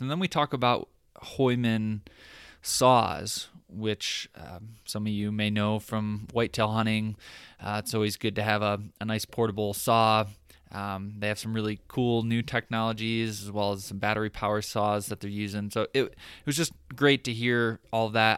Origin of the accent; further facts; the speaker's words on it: Michigan, United States; moved away; we're both from the Midwest. I'm from Michigan